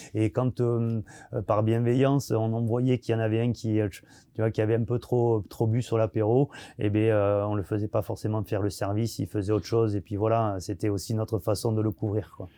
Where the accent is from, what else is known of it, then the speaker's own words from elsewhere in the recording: Arcachon Bay, Nouvelle-Aquitaine, France; moved away as an adult; also born or lived in Paris / Annecy; je viens du bassin d'Arcachon